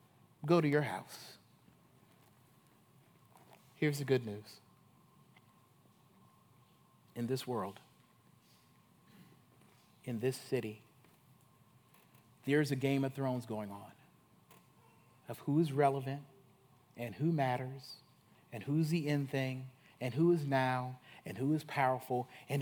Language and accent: English; Chicago, Illinois, United States; you know, I'm from Chicago, and I'm from that Harvard, Columbia crowd.